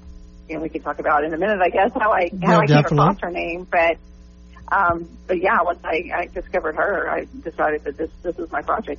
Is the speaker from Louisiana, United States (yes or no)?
yes; Shreveport, Louisiana, United States; moved away as an adult; now in Dallas, United States; I grew up in Shreveport. I lived for a little while in another part of the country, but I'm pretty much a lifelong Shreveporter until this year when I moved to Dallas for work.